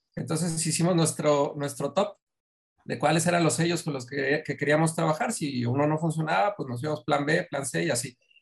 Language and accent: Spanish; Mexico City, Mexico; now in Monterrey, Mexico; yo soy de Ciudad de México